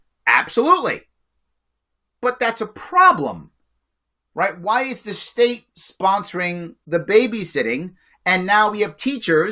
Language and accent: English; New York City, New York, United States; I grew up in the Bronx, a poor neighborhood in the 70s